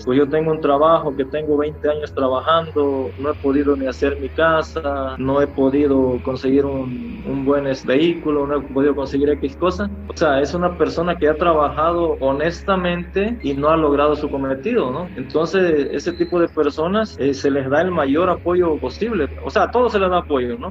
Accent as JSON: {"language": "Spanish", "town": "Catemaco", "region": "Veracruz", "country": "Mexico", "said": "No, pues de Catemaco"}